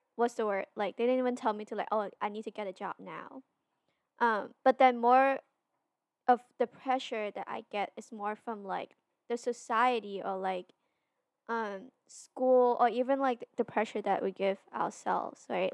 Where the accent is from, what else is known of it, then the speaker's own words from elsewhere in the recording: Hong Kong; we're both from Hong Kong